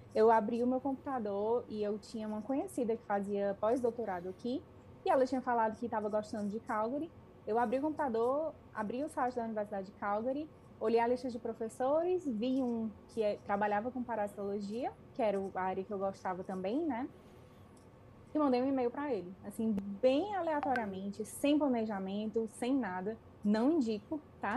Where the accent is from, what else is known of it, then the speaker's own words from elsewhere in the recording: Fortaleza, Ceará, Brazil; moved away as an adult; now in Canada; de Fortaleza, que é de onde eu sou